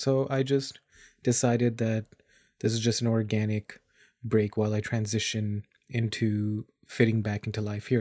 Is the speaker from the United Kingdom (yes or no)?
no; Dubai, United Arab Emirates; moved away as an adult; also born or lived in India; now in Canada; I was born in India. I grew up in Dubai, and I've lived in Canada for a good chunk of my adulthood.